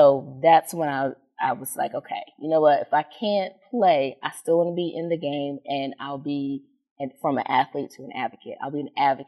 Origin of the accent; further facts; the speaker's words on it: Washington, District of Columbia, United States; moved away; also born or lived in Maryland / North Metro Atlanta, Georgia; I'm born and raised in Washington, D.C.